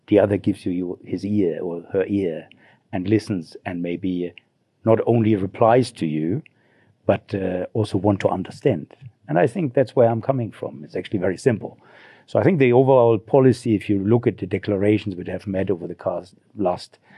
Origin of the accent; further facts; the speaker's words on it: Germany; moved away as an adult; now in Zimbabwe; I grew up in Germany in a small village